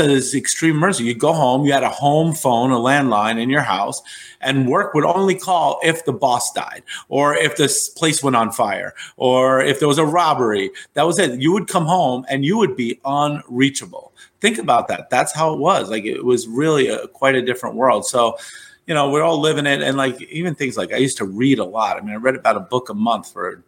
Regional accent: New York City, New York, United States; I come from New York

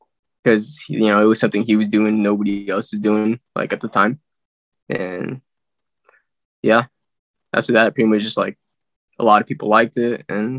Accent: San Bernardino, California, United States; now in Visalia, United States; I was born in California, San Bernardino.

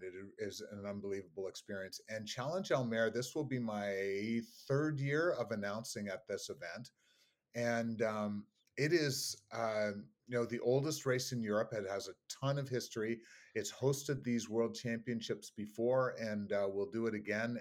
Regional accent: Canada; me being Canadian

